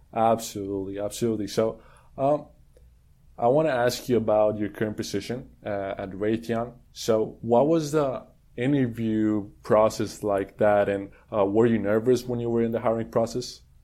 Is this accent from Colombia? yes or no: yes; Colombia; moved away as an adult; now in Houston, United States; I'm from Colombia. I I moved to Houston two years ago